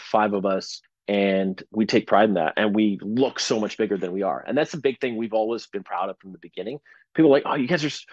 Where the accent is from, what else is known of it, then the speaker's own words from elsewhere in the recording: Canada; being a Canadian